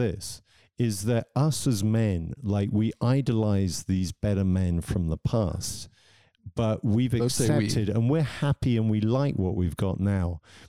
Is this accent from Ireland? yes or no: no; England, United Kingdom; moved away as an adult; also born or lived in London; now in Zurich, Switzerland; I'm English, but living in Switzerland.